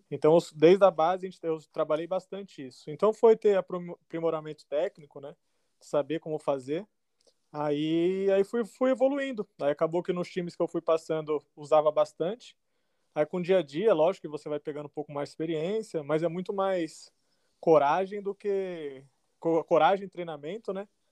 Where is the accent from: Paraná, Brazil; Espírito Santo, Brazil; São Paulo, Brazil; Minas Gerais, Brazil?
São Paulo, Brazil; Guarulhos; also born or lived in Taubaté; sou de São Paulo, é, nascido em Taubaté, mas criado em Guarulhos